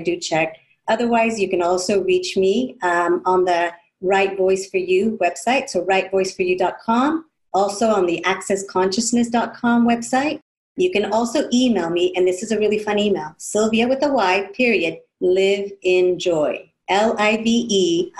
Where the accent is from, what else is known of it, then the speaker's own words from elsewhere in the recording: California, United States; growing up in California from parents of Mexico